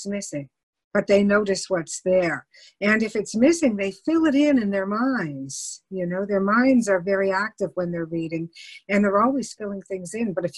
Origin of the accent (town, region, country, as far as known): Canada